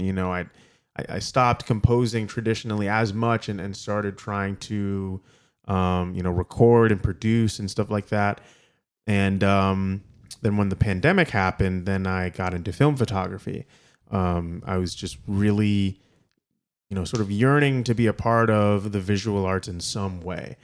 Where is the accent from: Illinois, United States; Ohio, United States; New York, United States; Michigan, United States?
Michigan, United States; Ann Arbor; also born or lived in Kalamazoo, Michigan; I'm from Ann Arbor, Michigan